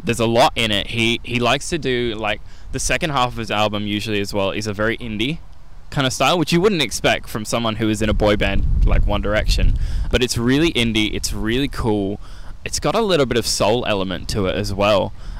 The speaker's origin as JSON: {"language": "English", "town": "Adelaide", "region": "South Australia", "country": "Australia", "said": "that's the Adelaide in me. And I'm grateful to live in a city that makes incredible coffee."}